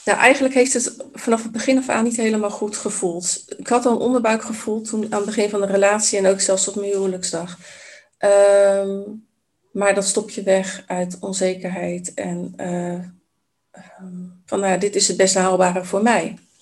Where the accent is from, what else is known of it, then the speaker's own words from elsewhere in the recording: Vlaardingen, South Holland, Netherlands; also born or lived in Maassluis; mijn wiegje heeft gestaan in, ja, in Maasluis oorspronkelijk. Ehm, en ik ben grotendeels opgegroeid in Vlaardingen.